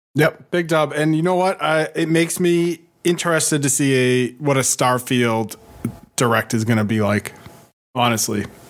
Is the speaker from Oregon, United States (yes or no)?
no; Boston, Massachusetts, United States; I'm from Boston